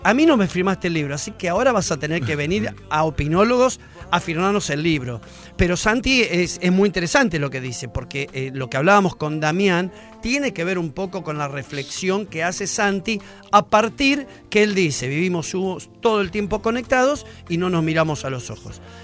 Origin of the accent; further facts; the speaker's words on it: Argentina; Así somos los argentinos